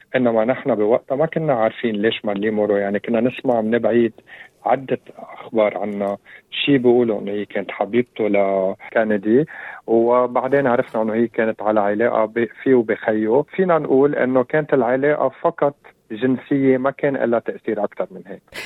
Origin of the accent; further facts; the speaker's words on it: Lebanon; نحن هون عندنا بلبنان 18 طائفه